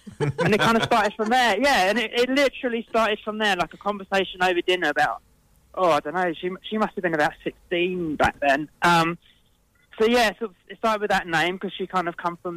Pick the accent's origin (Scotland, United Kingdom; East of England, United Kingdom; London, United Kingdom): London, United Kingdom; accent: South London; my accent is South London